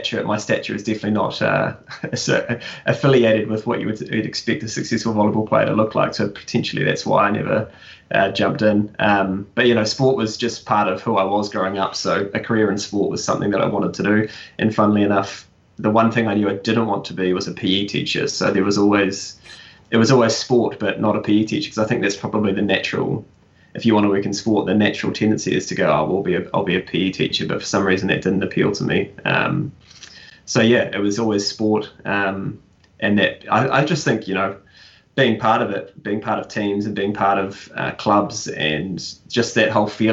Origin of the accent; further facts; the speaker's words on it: Nelson, New Zealand; moved away as an adult; also born or lived in Whanganui / Dublin; now in Auckland, New Zealand; I grew up in Nelson, so played rugby for Nelson Bays up until like under 17.